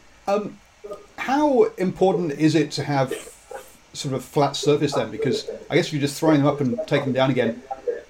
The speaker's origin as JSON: {"language": "English", "region": "England", "country": "United Kingdom", "moved": "yes", "lives_now": "New Zealand", "said": "my accent, I'm English"}